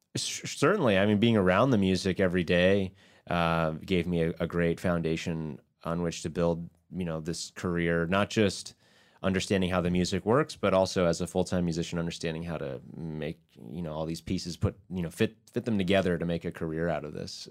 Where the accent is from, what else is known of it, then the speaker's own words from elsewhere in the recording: Baltimore, Maryland, United States; also born or lived in Ithaca, New York; we're from Baltimore